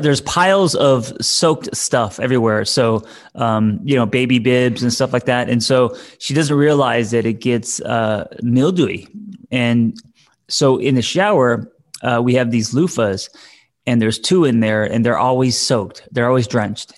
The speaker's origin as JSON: {"language": "English", "town": "Glendale", "country": "United States", "tie": "born or raised there"}